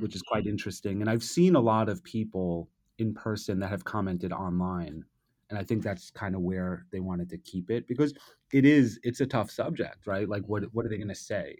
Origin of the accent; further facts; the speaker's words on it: New York City, New York, United States; I'm a native New Yorker, I grew up here